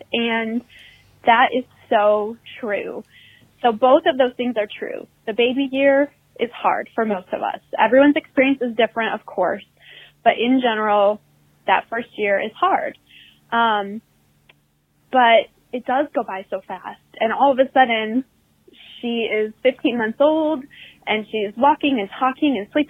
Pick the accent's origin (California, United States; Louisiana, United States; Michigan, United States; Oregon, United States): Michigan, United States; Kalamazoo; now in North Carolina, United States; from North Carolina. I've called a couple of times. Matt, I'm originally from Kalamazoo, Michigan.